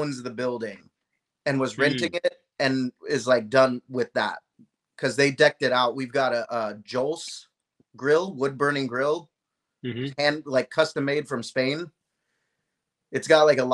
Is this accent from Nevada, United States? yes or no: yes; Las Vegas, Nevada, United States; also born or lived in California; I was born and raised in California, and we moved to Vegas when I was 10. So I'd say I grew up in Vegas.